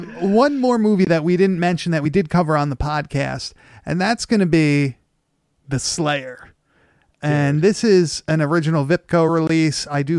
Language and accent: English; Long Island, New York, United States; growing up on Long Island